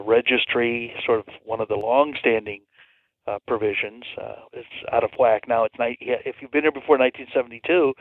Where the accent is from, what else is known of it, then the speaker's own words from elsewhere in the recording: Santa Fe, New Mexico, United States; now in Houston, United States; my hometown of Santa Fe, New Mexico